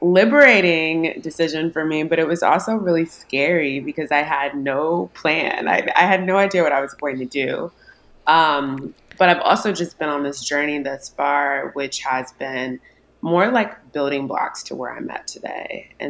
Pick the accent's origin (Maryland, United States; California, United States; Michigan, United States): Maryland, United States; now in Houston, United States; I'm currently based in Houston, Texas, but I'm originally from the East Coast. I'm from Maryland.